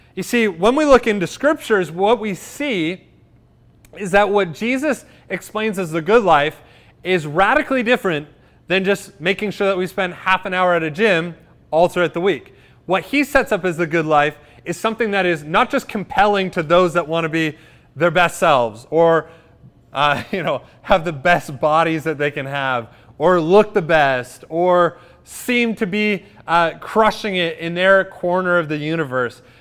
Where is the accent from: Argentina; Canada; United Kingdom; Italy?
Canada; Cobourg, Ontario; my hometown of Coburg.